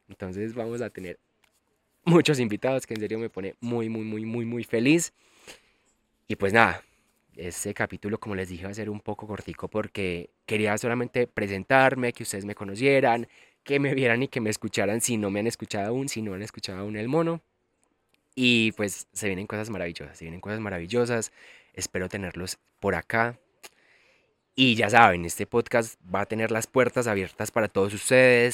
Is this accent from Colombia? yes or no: yes; El Carmen de Viboral, Antioquia, Colombia; moved away as an adult; now in Medellín, Colombia; soy de Medellín, bueno, en realidad vivo en Medellín hace un par de años, pero soy del Carmen de Vioral. A mucho honor soy de pueblo y amo los pueblos. Viví 25 años de mi vida en el Carmen